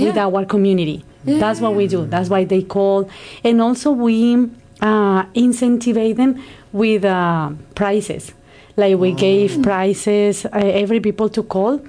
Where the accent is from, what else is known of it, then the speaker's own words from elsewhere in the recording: Colombia; moved away as an adult; now in Canada; I am from Colombia